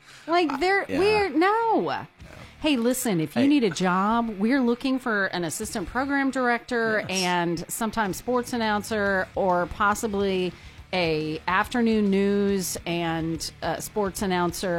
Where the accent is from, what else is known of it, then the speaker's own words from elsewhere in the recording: Texas, United States; I grew up in Texas